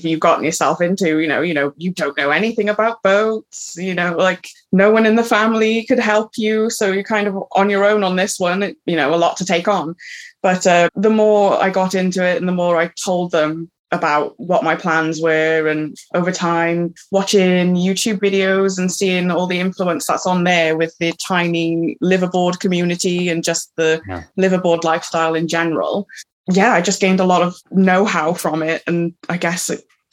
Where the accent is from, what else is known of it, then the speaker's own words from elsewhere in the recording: Cardiff, Wales, United Kingdom; I'm from Cardiff in Wales